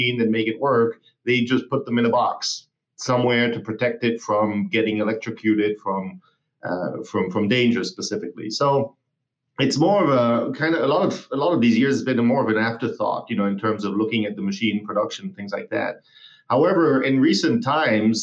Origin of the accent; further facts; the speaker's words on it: Basque Country, Spain; also born or lived in Hamburg, Germany / Germany; now in United States; I moved from Hamburg to the Basque country, where I grew up for 14 years.